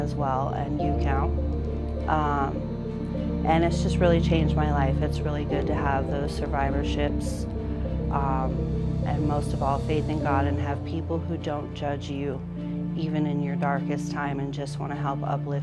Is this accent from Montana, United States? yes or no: no; Fort Collins, Colorado, United States; moved away as an adult; also born or lived in Loveland, Colorado / Alaska; I am from Fort Collins, Colorado. I was born in Loveland.